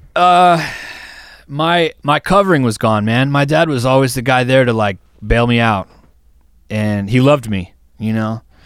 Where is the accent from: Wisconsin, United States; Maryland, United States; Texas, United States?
Wisconsin, United States; we're from Wisconsin